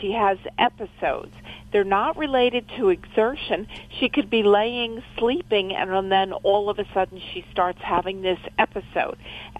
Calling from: Adamstown, Pennsylvania, United States; Adamstown, Pennsylvania.

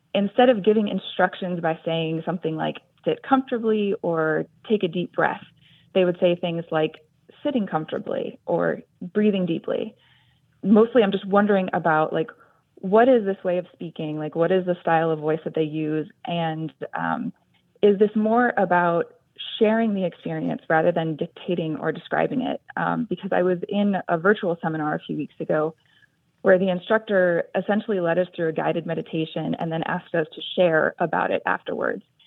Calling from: San Jose, California, United States; I am calling from San Jose, California.

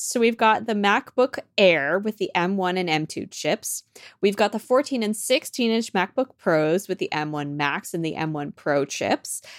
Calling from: Copenhagen, Capital Region, Denmark; I'm calling in from Copenhagen, Denmark.

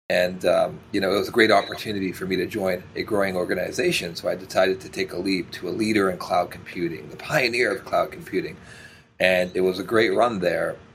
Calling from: Toronto, Ontario, Canada; I'm joining from beautiful Toronto, Canada.

